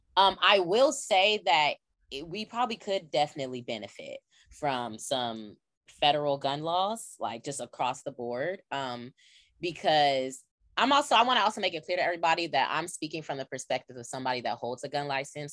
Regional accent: California, United States; I'm from California

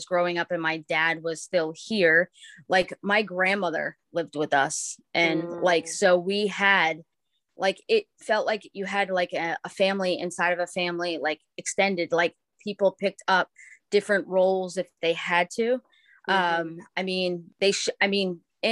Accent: Ossining, New York, United States; moved away as an adult; now in Connecticut, United States; I grew up in Westchester, New York, which is in Ossining, which is that's where Sing Sing the prison is. But I all through everything until I was 18 years old, we lived there

